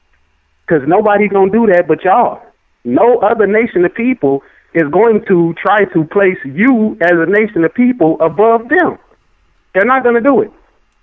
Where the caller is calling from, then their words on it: Chicago, Illinois, United States; I'm calling from Chicago, Illinois.